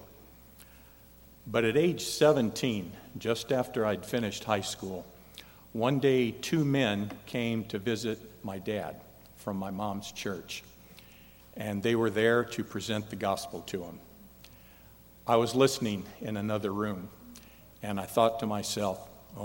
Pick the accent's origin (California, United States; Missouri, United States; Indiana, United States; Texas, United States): Indiana, United States; Indianapolis; moved away as an adult; also born or lived in Michigan; Indianapolis, my hometown